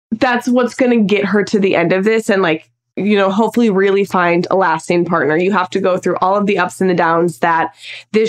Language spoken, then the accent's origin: English; Minnesota, United States; I cannot wait to just see my hometown, the spots that I grew up